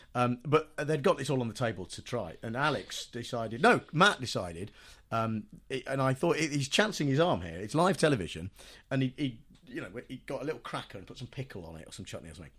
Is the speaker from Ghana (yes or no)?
no; United Kingdom; being British